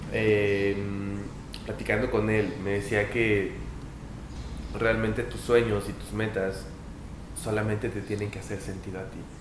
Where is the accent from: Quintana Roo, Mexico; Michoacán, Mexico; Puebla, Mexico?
Puebla, Mexico; yo soy de Puebla